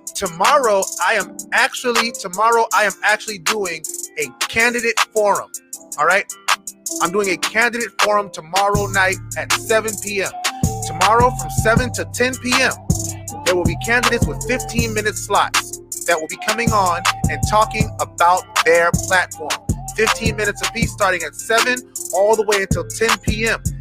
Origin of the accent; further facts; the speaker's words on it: North Charleston, South Carolina, United States; I'm from North Charleston, so I have a, a great affinity for the city of North Charleston